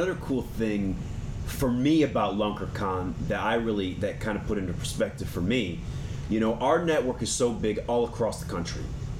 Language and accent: English; Dania Beach, Florida, United States; Dania Beach, actually.